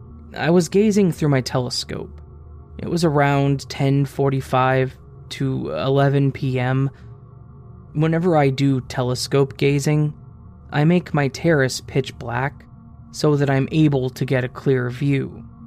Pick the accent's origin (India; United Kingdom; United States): India; Delhi; I did my undergraduate from Tamil Nadu in India. I'm originally from Delhi, so I was staying in a hostel.